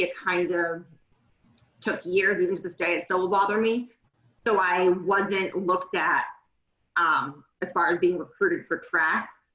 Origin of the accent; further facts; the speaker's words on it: North Shore, Massachusetts, United States; moved away as an adult; I grew up on the North Shore in Massachusetts. Kind of moved around various towns growing up